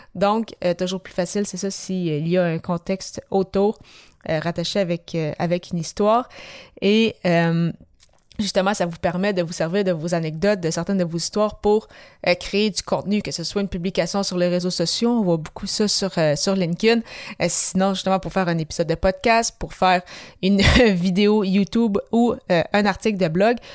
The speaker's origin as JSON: {"language": "French", "town": "Quebec City", "region": "Quebec", "country": "Canada", "said": "je suis de, de Québec"}